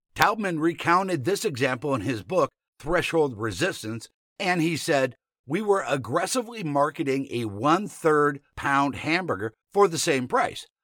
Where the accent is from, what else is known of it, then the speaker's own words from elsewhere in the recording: Nebraska, United States; I'm a Marine from Nebraska